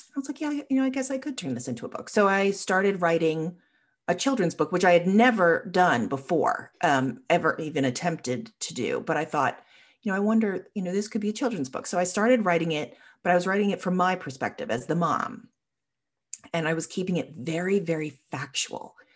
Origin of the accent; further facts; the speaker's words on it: Long Island, New York, United States; now in Richmond, United States; I grew up on Long Island